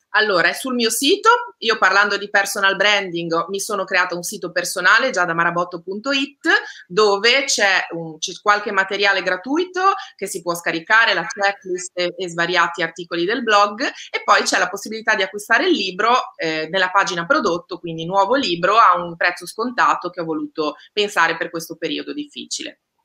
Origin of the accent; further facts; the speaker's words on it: Liguria, Italy; io Ligure